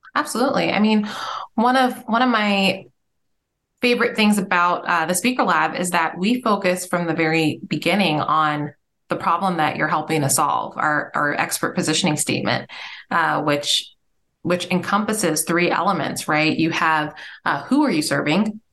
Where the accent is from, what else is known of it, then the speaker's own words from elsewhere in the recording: Nigeria; I'm Nigerian